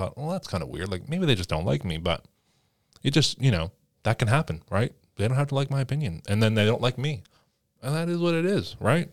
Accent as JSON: {"language": "English", "country": "Canada", "said": "As a Canadian"}